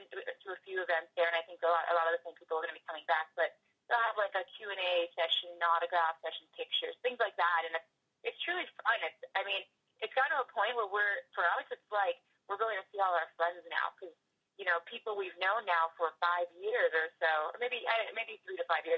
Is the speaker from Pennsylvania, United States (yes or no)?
no; Northern New Jersey, United States; now in Los Angeles, United States; I'm from the Northeast, I'm from Northern Jersey, next door to New York